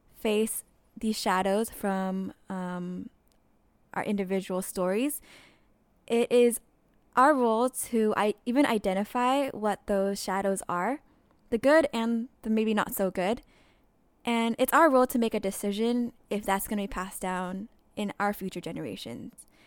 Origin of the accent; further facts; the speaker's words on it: United States; growing up in America